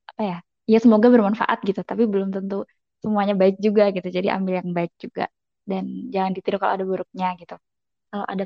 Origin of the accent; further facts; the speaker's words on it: Solo, Central Java, Indonesia; moved away as an adult; now in Turkey; Terus aku asal Indonesia-nya dari Solo, Jawa Tengah. Hmm, datang pertama kali tahun 2017 waktu itu dan alhamdulillah datang dapat beasiswa penuh dari YTB.